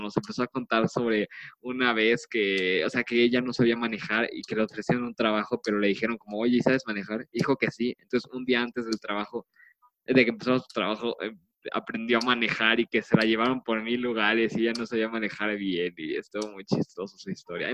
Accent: Mexico City, Mexico; somos de la Ciudad de México y pues todos los de la Ciudad de México fuimos un cuarto de unos güeyes de prepa

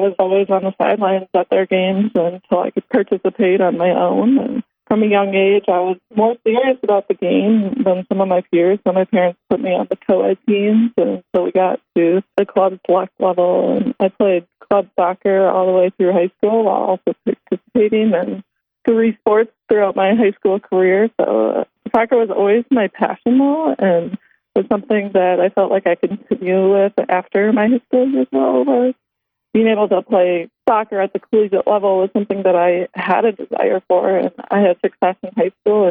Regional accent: Elm Grove, Wisconsin, United States; I grew up in a small suburb of Milwaukee, Elm Grove, Wisconsin

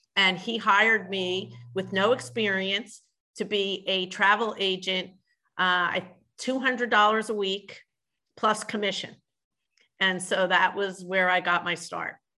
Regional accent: Philadelphia, Pennsylvania, United States; also born or lived in Orlando, Florida; I grew up in Philadelphia in the city

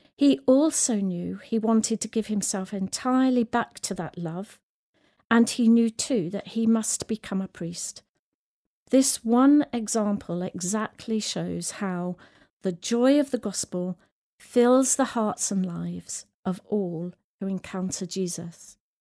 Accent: the Midlands, England, United Kingdom; also born or lived in Sierra Leone; I grew up in the Midlands

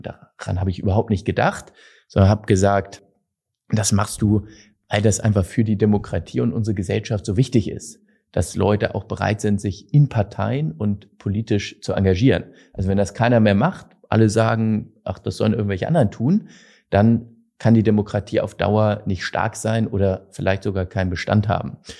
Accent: Hamburg, Germany; bei uns in Hamburg

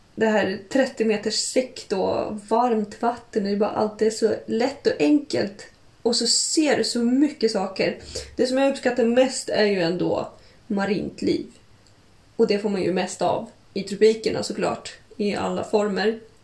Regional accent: Kaliningrad, Kaliningrad Oblast, Russia; now in Stockholm, Sweden; Kaliningrad, där jag kommer ifrån som jag brukar åka till varje sommar

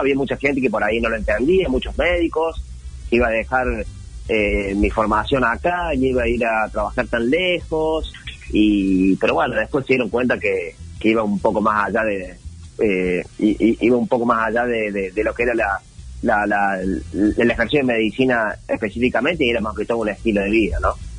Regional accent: Córdoba, Argentina; now in Buenos Aires, Argentina; soy cordobés, pero vivo acá en Capital Federal, en pleno centro, eh, en Barrio Monserrat

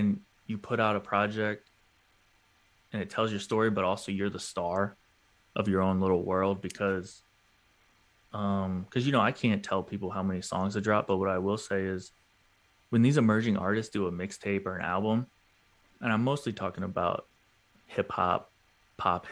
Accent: St. Louis, Missouri, United States; also born or lived in Atlanta; now in New York, United States; I'm from St. Louis and I'm in New York and all this stuff, and I lived in Atlanta for a little bit

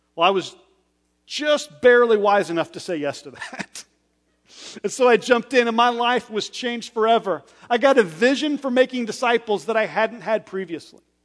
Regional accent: West Texas, United States; I was born in West Texas on open roads where there was barely a speed limit

